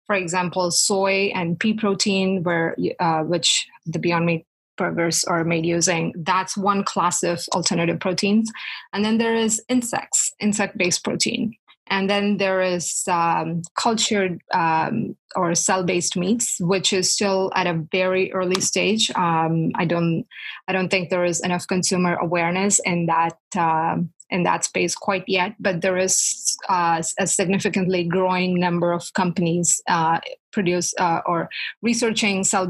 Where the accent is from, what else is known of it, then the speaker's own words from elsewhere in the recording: South India, India; moved away as an adult; also born or lived in Manitoba, Canada; now in Toronto, Canada; where I grew up in South India